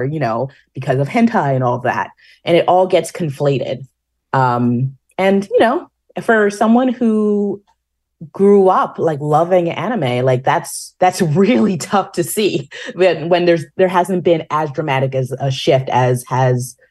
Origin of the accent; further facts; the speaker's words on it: New York, United States; being a New Yorker